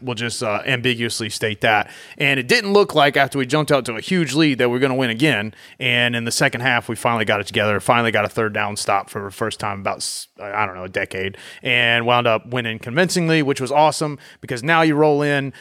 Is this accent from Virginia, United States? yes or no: yes; Southeast Virginia, United States; I grew up in Southeast Virginia